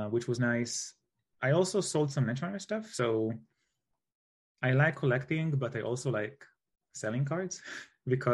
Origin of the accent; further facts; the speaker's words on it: Israel; I'm from Israel